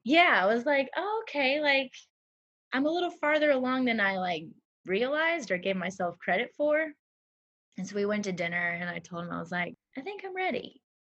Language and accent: English; Nebraska, United States; moved away as an adult; now in Harlem, United States; I'm from Nebraska